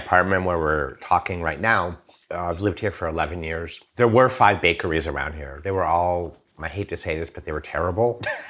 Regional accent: France; also born or lived in United States; And they're, you know, I'm French too, but, you know, I'm also American.

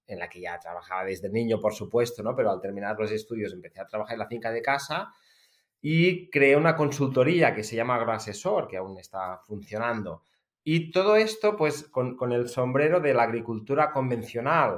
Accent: Empordà, Catalonia, Spain; soy agricultor de una familia de agricultores, porque de hecho soy la novena generación que nos conste, seguramente hay unas cuantas más en una finca familiar en el Alampurdá, muy cerca de la frontera con Francia

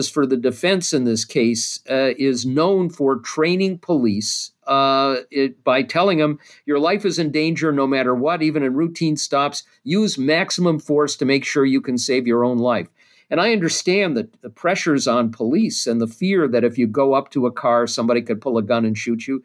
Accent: Minneapolis, Minnesota, United States; I'm from Minneapolis as well. And I grew up, you know, with Minnesota Nice

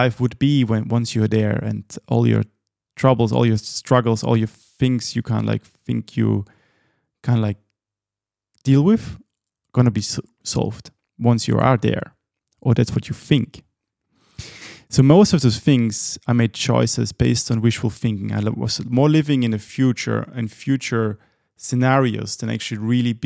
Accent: Austria; moved away as an adult; also born or lived in Helsinki, Finland; when I moved away from Austria at the age of 21

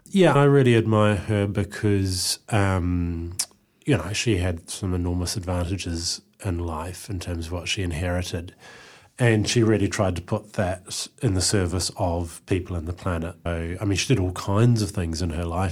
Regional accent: Eastbourne, Wellington, New Zealand; I grew up in Eastbourne

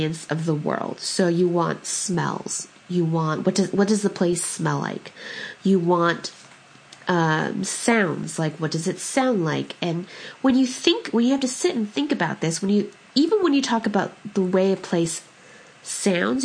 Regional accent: California, United States; the Italian food that I grew up with out in California

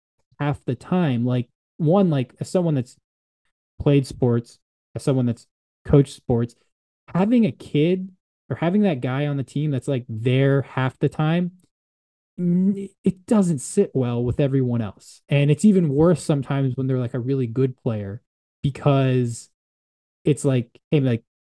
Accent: Washington, District of Columbia, United States; I'm from the Washington, D.C. area

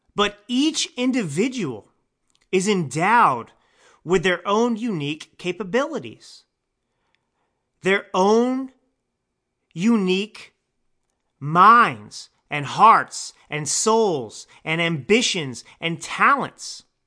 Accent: Texas, United States; now in California, United States; I, uh, live in California, but I was born and raised in Texas. I am a Texan.

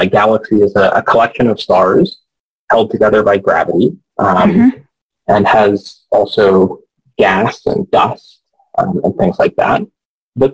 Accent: Houston, Texas, United States; moved away; I grew up in Houston, so I was sort of surrounded by NASA stuff

